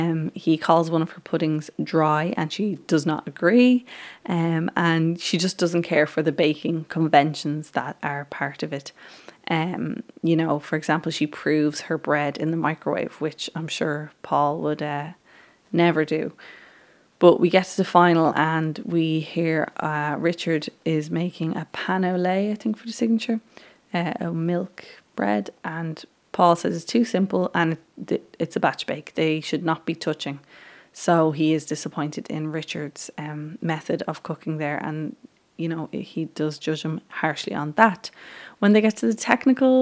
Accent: Ireland; I'm from Ireland

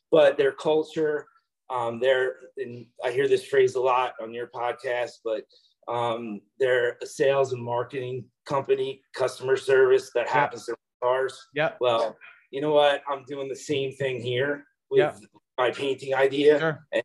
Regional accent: near Camden County, New Jersey, United States; I moved to Florida recently, um, wasn't happy with what I was doing. I'm from New Jersey.

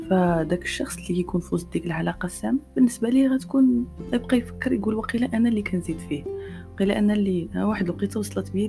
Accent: Morocco; كنلاحظ من خلال الاجوبه ديالكم ان كاين واحد الوعي زوين يعني كنشوف بان كاين واحد التقدم

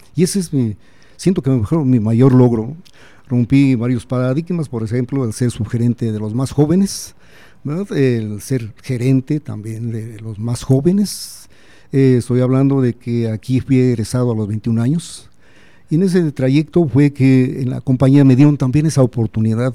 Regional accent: Celaya, Guanajuato, Mexico; moved away as an adult; also born or lived in Mexico City; soy eh, nacido aquí en Celaya, mi familia es aquí de Celaya

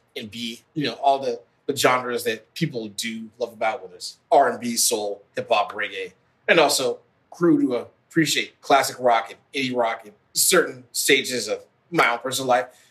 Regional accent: Midwest, United States; a son of African immigrants growing up in the Midwest

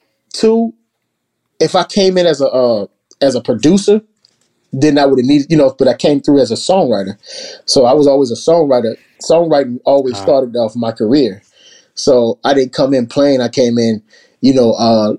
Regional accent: New Orleans, Louisiana, United States; moved away as an adult; now in Atlanta, United States; growing up in New Orleans

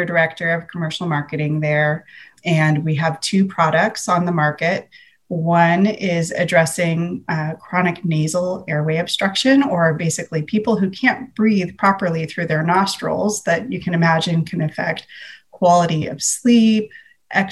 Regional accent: San Francisco Bay Area, California, United States; I'm from the San Francisco Bay Area.

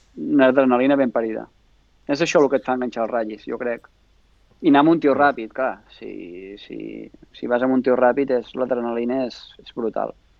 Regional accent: Vidreres, Catalonia, Spain; now in Quart, Spain; estic empadronat a Vidreres, sóc de Vidreres

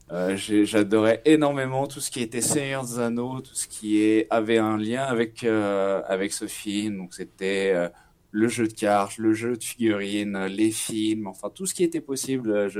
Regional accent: Nantes, Pays de la Loire, France; moved away as an adult; now in São Paulo, Brazil; je suis nantais, j'ai 29 ans

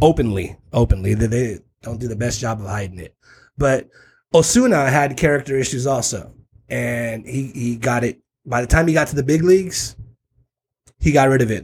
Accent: Tijuana, Baja California, Mexico; also born or lived in South Bay, San Diego, California; I am from the South Bay. I am from this region. I was born in Tijuana. I live in Tijuana in Playas

